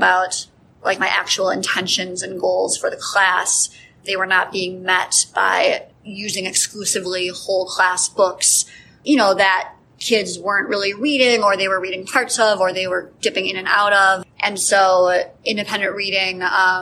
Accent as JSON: {"language": "English", "region": "Wisconsin", "country": "United States", "moved": "as an adult", "lives_now": "Chicago area, United States", "said": "I'm from Wisconsin originally."}